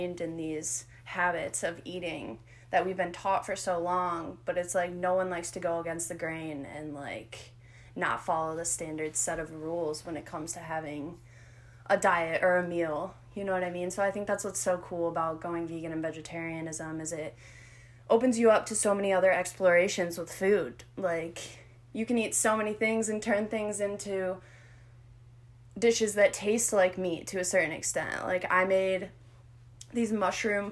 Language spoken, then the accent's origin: English; Sylvania, Ohio, United States; a girl from Sylvania, Ohio